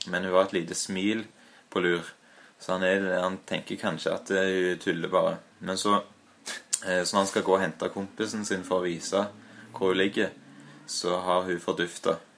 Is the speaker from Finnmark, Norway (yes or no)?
no; Stavanger, Rogaland, Norway; now in Trondheim, Norway; Men jeg er født i Hillevåg eh, og har eh, en del eh, av mine minner derfra